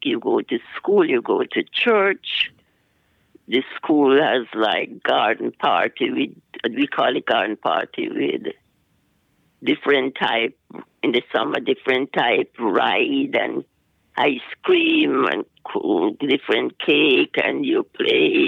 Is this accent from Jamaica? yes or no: yes; Jamaica; moved away; I was born in Jamaica, West Indies.